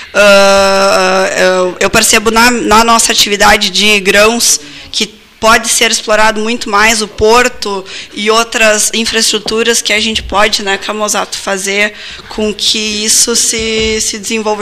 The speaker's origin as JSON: {"language": "Portuguese", "town": "Carazinho", "region": "Rio Grande do Sul", "country": "Brazil", "tie": "born or raised there", "moved": "as an adult", "lives_now": "Pelotas, Brazil", "said": "eu sou natural de Carazinha, há quatro anos moro aqui em Pelotas"}